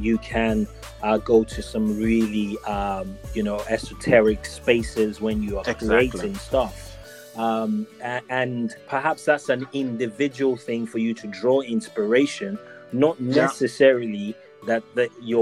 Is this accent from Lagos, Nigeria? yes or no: yes; Lagos, Nigeria; growing up in Lagos, Nigeria